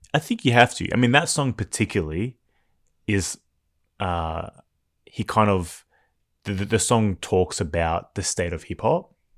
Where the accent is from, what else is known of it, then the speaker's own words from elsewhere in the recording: Melbourne, Victoria, Australia; growing up in Melbourne